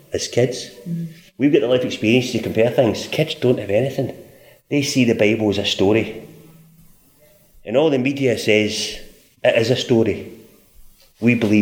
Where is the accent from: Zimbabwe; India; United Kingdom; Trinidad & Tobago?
United Kingdom; Scotland; moved away; I was brought up in Scotland.